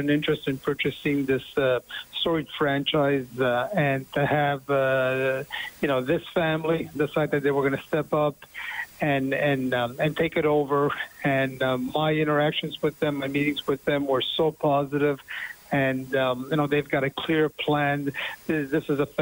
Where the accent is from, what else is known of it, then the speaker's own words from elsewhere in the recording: Montreal, Quebec, Canada; my hometown team